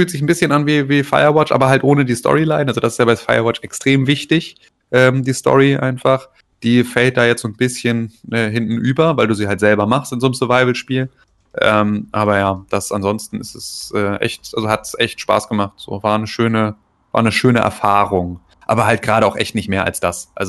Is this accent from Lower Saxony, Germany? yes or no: yes; Gifhorn, Lower Saxony, Germany; hatten wir in, in Gifhorn, in, in meiner Heimatstadt, gab es Döpke.